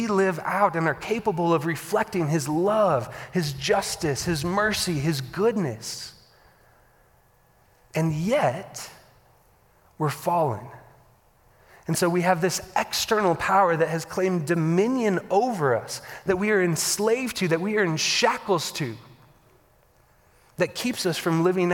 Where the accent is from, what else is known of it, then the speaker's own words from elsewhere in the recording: the Bible Belt, Southern United States, United States; I grew up in the Bible Belt